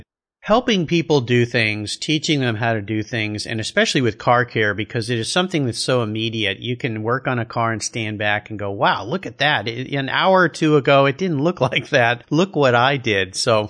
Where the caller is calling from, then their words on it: Gig Harbor, Washington, United States; Today, I'm calling you from Gig Harbor, Washington.